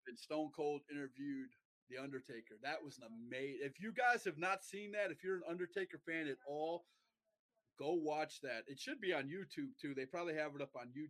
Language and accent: English; Milwaukee, Wisconsin, United States; moved away; also born or lived in Mauston, Wisconsin / New Lisbon, Wisconsin; I am from Wisconsin. I was born in Mauston, Wisconsin, which is a small town up in the northern part of Wisconsin and I lived most most of my life in a small town um, of New Lisbon or Milwaukee, Wisconsin. I, I, I graduated high school in Milwaukee